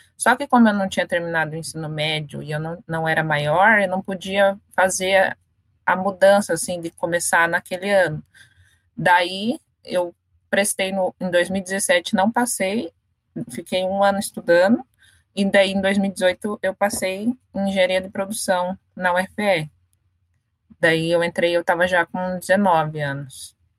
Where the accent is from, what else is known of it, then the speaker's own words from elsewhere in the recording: Curitiba, Paraná, Brazil; moved away as an adult; now in São Paulo, Brazil; eu sou do Paraná, da periferia de, de Curitiba, é, cidade industrial de Curitiba. O nome do, do bairro é Vila Nossa Senhora da Luz. Eu morava lá desde que eu nasci